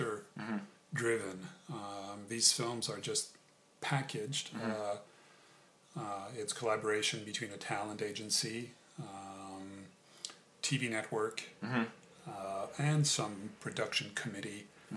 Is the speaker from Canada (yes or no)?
yes; Montreal, Quebec, Canada; also born or lived in France / New York, United States; spent childhood years in North America, in Canada, in Montreal and New York.